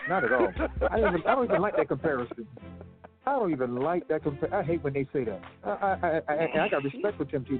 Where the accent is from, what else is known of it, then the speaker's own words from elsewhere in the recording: Nebraska, United States; I'm from Nebraska.